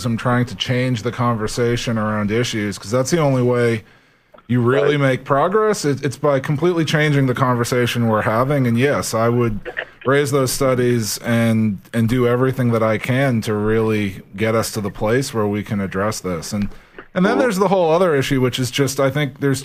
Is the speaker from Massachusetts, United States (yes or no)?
yes; Norwood, Massachusetts, United States; I grew up in Norwood, Massachusetts, in public housing there